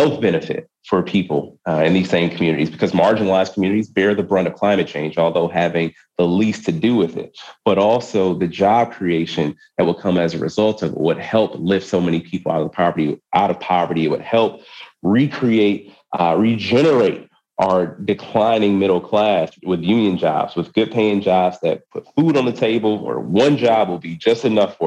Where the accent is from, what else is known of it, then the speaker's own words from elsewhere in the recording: Wisconsin, United States; my home state of Wisconsin